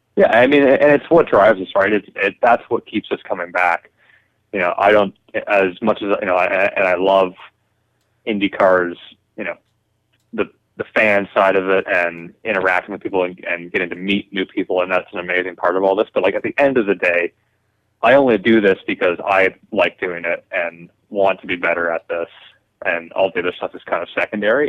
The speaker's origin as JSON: {"language": "English", "town": "Toronto", "region": "Ontario", "country": "Canada", "tie": "born or raised there", "said": "I am coming to you from my hometown of Toronto"}